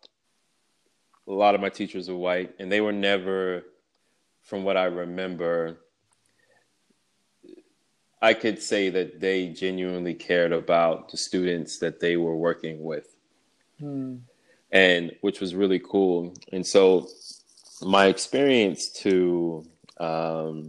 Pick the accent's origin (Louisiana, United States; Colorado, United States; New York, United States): New York, United States; New York City; I was born and raised in Brooklyn, and I am a twin